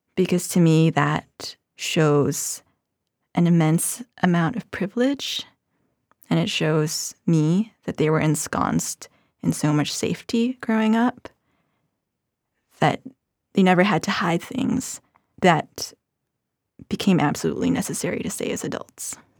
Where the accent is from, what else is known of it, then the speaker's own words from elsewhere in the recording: Philippines; moved away; I grew up in the Philippines